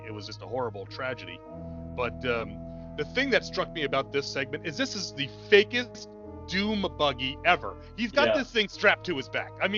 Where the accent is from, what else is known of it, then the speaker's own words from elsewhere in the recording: Northeast, United States; moved away; we're all from the Northeast originally.